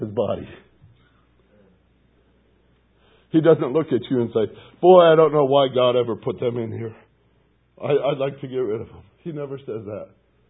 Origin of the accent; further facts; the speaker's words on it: Gary, Indiana, United States; I was born in Gary, Indiana.